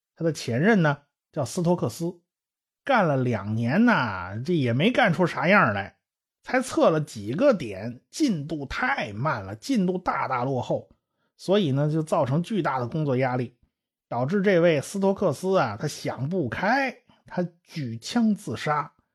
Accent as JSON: {"language": "Chinese", "country": "China", "said": "我们中国人"}